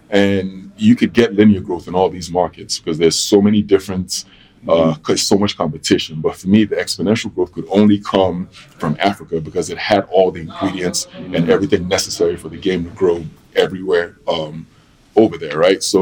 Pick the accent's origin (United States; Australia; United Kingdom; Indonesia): United Kingdom; London; born there; okay, I was born in London. Um, I have a connection to London.